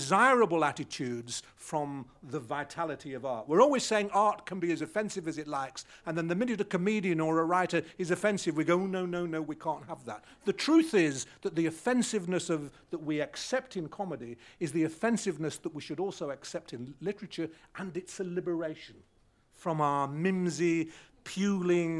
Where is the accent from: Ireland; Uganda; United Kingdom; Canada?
United Kingdom; England; I am an English writer who happened to have grown up in a Jewish community